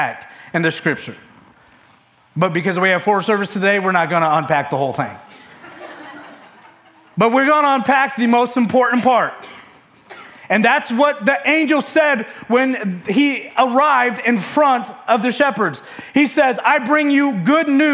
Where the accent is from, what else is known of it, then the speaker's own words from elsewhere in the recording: Michigan, United States; now in West Virginia, United States; I'm from Michigan